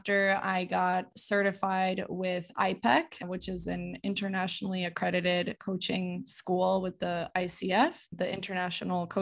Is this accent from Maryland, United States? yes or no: no; Connecticut, United States; moved away as an adult; So I am originally from Connecticut. I am first generation Polish American, so I grew up experiencing two cultures, speaking Polish at home